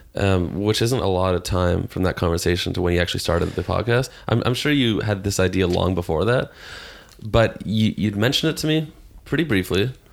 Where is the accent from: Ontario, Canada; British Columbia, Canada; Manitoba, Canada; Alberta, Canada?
Ontario, Canada; Toronto; I grew up in Toronto